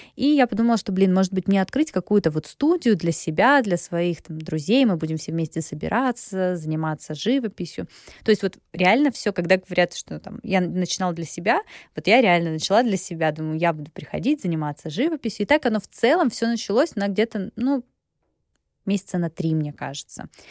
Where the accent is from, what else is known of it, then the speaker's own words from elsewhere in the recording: a small town near Krasnodar, Krasnodar Krai, Russia; moved away as an adult; also born or lived in Gelendzhik / Sochi; now in Moscow, Russia; Я родилась в Геленджике. Э, до 16 лет я жила в Усламинске. Это небольшой город под Краснодаром